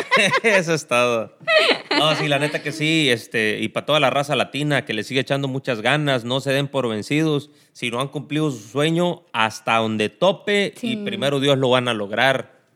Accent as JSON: {"language": "Spanish", "town": "El Tamarindo", "region": "Guerrero", "country": "Mexico", "tie": "born or raised there", "moved": "as an adult", "lives_now": "United States", "said": "El Tamarindo Guerrero, municipio de Cirándaro de los Chávez. De allá mero somos"}